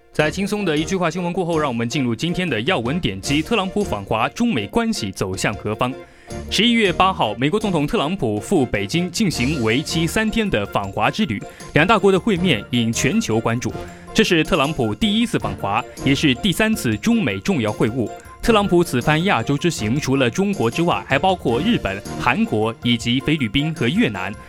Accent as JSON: {"language": "Chinese", "country": "China", "said": "我们中国人一定会买的"}